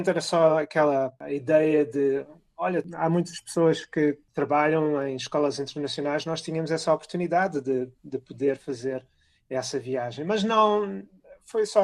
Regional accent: New York, United States; quando eu digo que sou do Estado de Nova Iorque, eles pensam na cidade de Nova Iorque

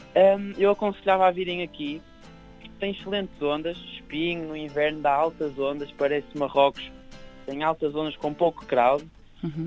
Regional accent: Leça da Palmeira, Norte, Portugal; onde eu cresci, que é em Leça da Palmeira

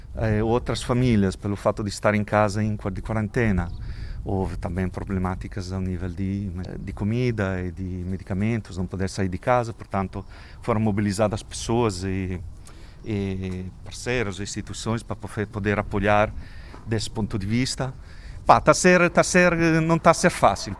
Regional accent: Italy; Portuguese is a second language; moved away as an adult; now in Lisbon, Portugal; tenho esse acento, sotaque esquisito, porque sou italiano, eh, mas vivo em Portugal já desde 2001.

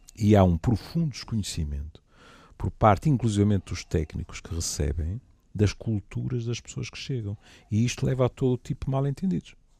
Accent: Portugal; como bom português

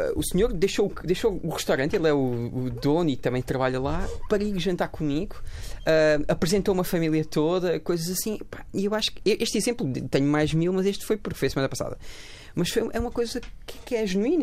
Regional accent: Abrantes, Portugal; escolhi viver no mesmo sítio onde nasci e eu provavelmente vou viver lá para sempre.

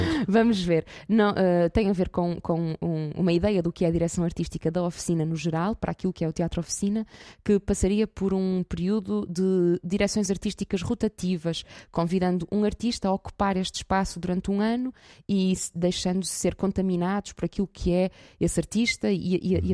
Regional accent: Porto, Norte, Portugal; sou do Porto, Uh, e neste momento venho até Guimarães

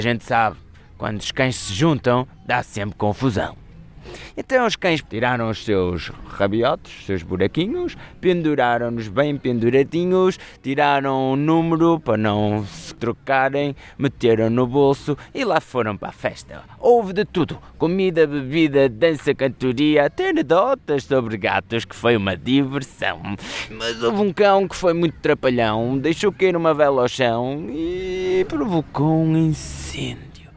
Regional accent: Porto, Norte, Portugal; sou contador de histórias e sou do Porto

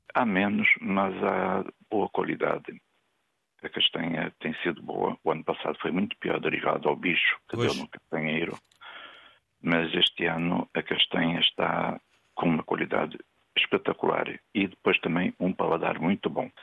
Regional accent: Vila Real, Norte, Portugal; now in Matosinhos, Portugal; não sou de Matozinhos, sou de Vila Real Estou é. a viver em Matosinhos

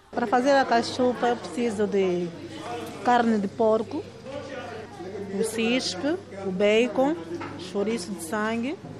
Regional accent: Angola; now in Portugal; nós em Angola temos muitos cabo-verdianos

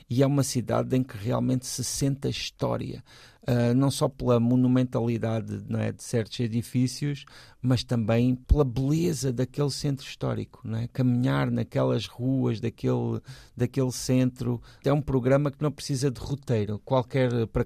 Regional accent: Portugal

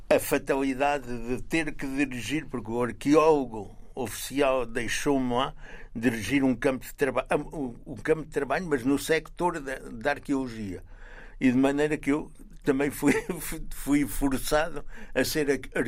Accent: Coimbra District, Portugal; moved away as an adult; eu não conhecia nada de Portugal, praticamente, além da, da minha terra natal e da cidade que lhe é adjacente, que é Coimbra.

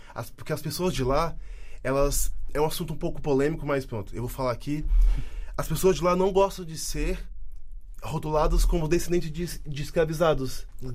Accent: Brasília, Federal District, Brazil; moved away as an adult; now in Portugal; E em Brasília, lá onde eu nasci

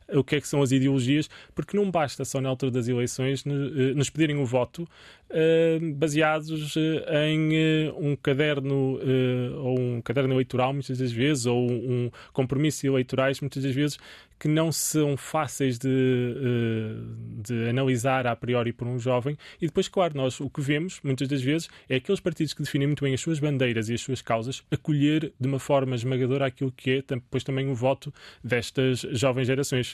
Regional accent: Portugal

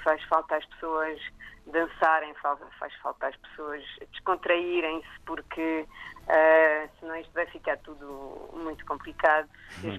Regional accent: Nice, Provence-Alpes-Côte d'Azur, France; moved away; eu nasci no sul de França, nasci em Nice

